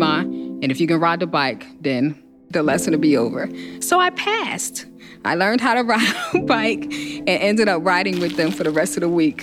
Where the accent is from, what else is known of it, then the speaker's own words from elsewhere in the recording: Newark, New Jersey, United States; I'm from Newark, New Jersey